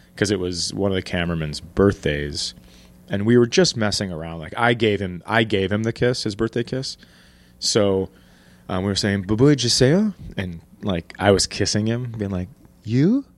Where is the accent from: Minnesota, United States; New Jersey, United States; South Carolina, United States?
Minnesota, United States; I'm from Minnesota, grew up, born and raised